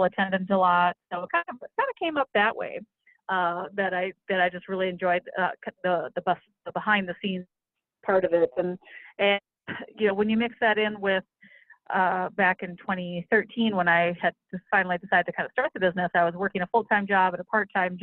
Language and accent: English; Minneapolis, Minnesota, United States; I'm from Minnesota, lived here in the Twin Cities all my life